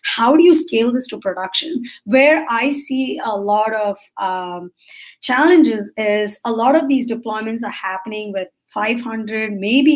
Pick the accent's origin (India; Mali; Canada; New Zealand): India; I'm Indian, so I grew up in the way my parents asked me